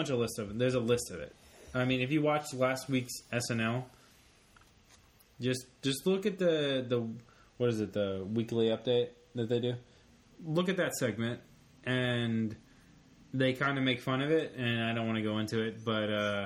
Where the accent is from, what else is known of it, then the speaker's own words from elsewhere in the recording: Memphis, Tennessee, United States; also born or lived in New York; I claim the South. I mean, I was born in New York. I grew up I was a kid in Memphis.